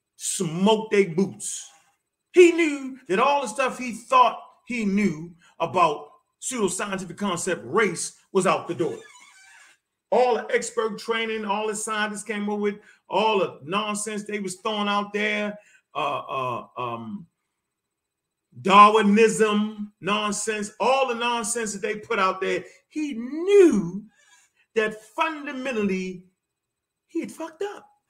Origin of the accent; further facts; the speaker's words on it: Baltimore, Maryland, United States; I come straight from Baltimore. I come straight off the street